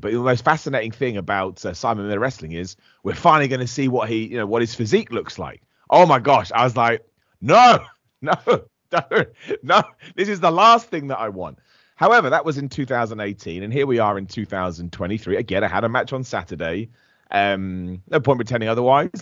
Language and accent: English; Luton, East of England, United Kingdom; I'm from Luton in the United Kingdom